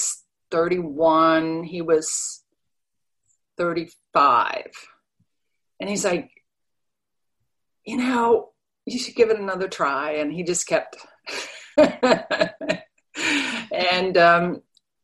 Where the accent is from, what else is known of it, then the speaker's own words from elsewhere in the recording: Denmark; English is a second language; moved away as an adult; now in United States; I was born and raised in Denmark, so I'm an immigrant